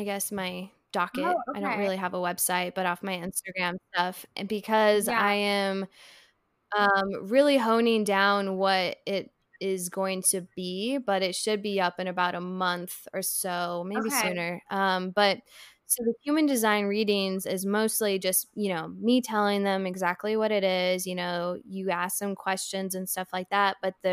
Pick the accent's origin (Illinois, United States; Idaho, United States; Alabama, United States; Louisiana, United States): Idaho, United States; now in Asheville, United States; right now I'm in Asheville, North Carolina, and then I'm from Idaho